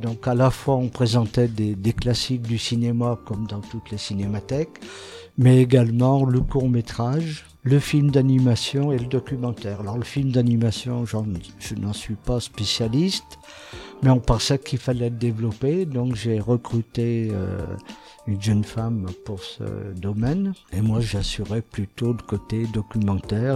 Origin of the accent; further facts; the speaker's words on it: Saint-Étienne, Auvergne-Rhône-Alpes, France; je suis né à Saint-Étienne et je continue de vivre à Saint-Étienne